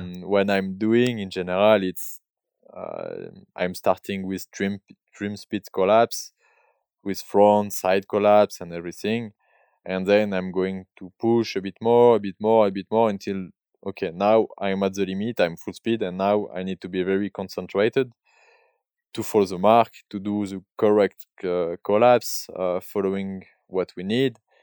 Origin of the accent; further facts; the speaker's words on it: Barcelonnette, Provence-Alpes-Côte d'Azur, France; English is a second language; now in Verbier, Switzerland; I was born in, uh, in south of France. Uh, I grew up in Barcelonette